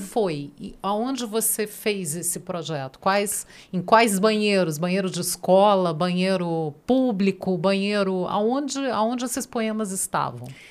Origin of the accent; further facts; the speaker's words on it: Brasília, Federal District, Brazil; E a gente que é daqui sabe que tem.